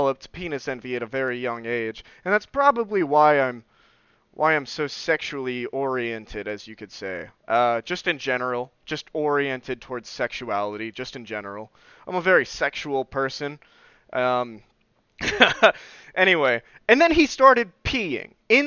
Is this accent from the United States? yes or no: yes; southern Oklahoma, United States; born or raised there